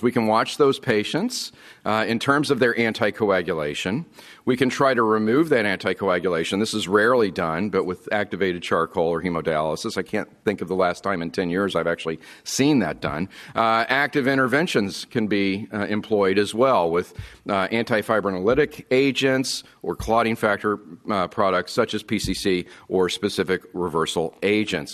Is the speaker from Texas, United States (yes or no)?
yes; Texas, United States; I'm from Texas